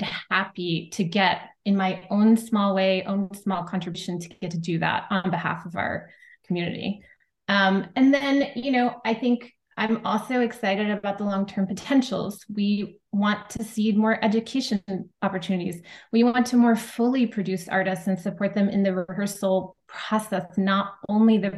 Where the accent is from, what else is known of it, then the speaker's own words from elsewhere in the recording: St. Petersburg, Florida, United States; now in New York City, United States; I currently live in New York City and travel back and forth a bunch and support my colleagues in my hometown who are there constantly on the ground